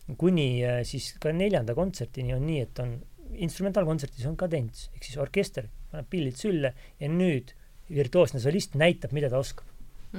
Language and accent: Estonian; Tallinn, Harju County, Estonia; moved away as an adult; also born or lived in London / Paris; mina olen küll tallinlane täitsa, ma olen, olin ju siiski kümme aastat välismaal